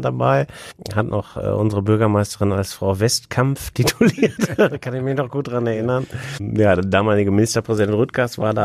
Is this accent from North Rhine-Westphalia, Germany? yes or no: yes; Wesel, North Rhine-Westphalia, Germany; diese Rheinbrücke bei uns in Wesel